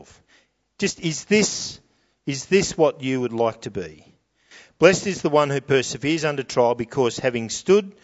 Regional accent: New South Wales, Australia; I'm from New South Wales

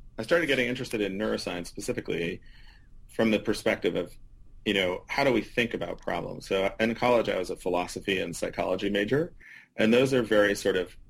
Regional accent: Marin County, California, United States; I actually grew up in California. So my family, I grew up in Marin County

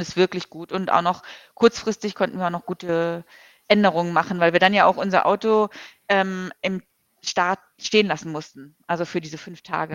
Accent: Hamburg, Germany; ich komme halt aus Hamburg hier

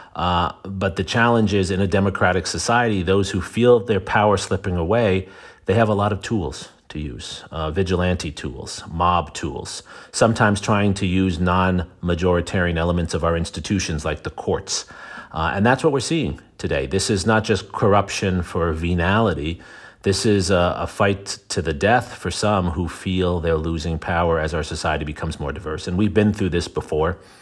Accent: New York City, New York, United States; I'm from New York City

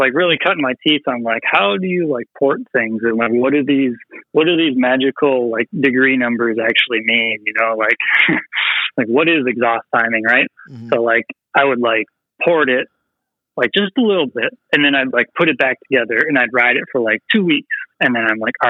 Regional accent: Wisconsin, United States; moved away as an adult; now in St. Paul, United States; I grew up in Wisconsin for the most part

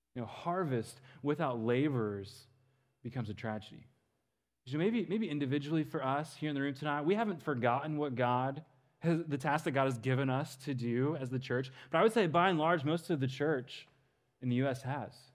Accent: Western Kansas, United States; moved away as an adult; now in Dallas, United States; I grew up in Western Kansas

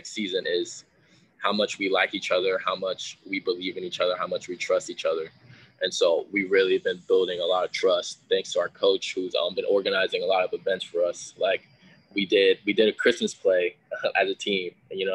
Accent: Seattle, Washington, United States; we're both from the Northwest.

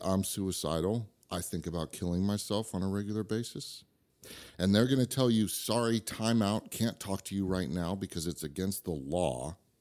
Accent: Idaho, United States; also born or lived in Santa Rosa, California; I was born in California, but I'm from Idaho

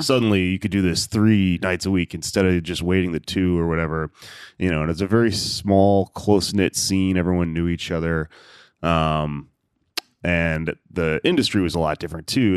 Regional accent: Houston, Texas, United States; also born or lived in Austin, Texas; I had sort of left my hometown, which is Houston, gone to college in Austin

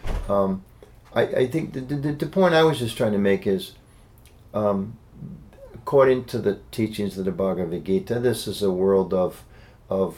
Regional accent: United States; As an American citizen

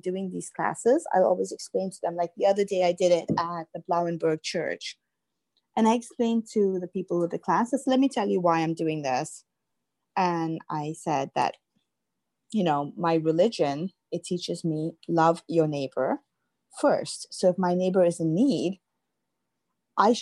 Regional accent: Pakistan; moved away; I'm Pakistani

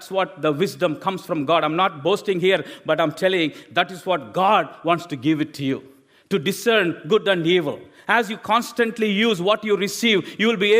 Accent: India; English is a second language; moved away as an adult; I've studied in my own language from India

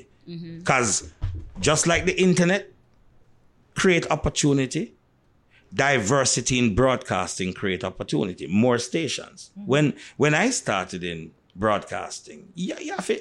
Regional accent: Montego Bay, Saint James, Jamaica; when you come from Mobe, and I grew up in a Mobe, at the time I grew up in Mobe

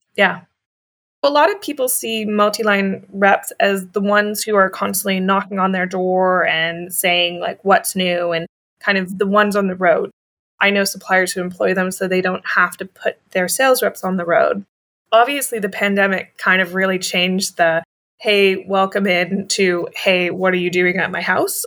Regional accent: Canada; we're two Canadians

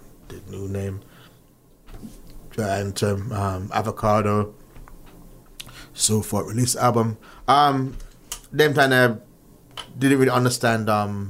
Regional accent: Kingston, Jamaica; growing up in Jamaica, going to church

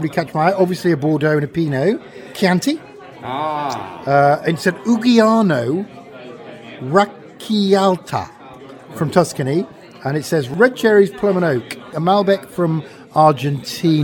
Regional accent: Yorkshire and the Humber, United Kingdom; I'm from Yorkshire

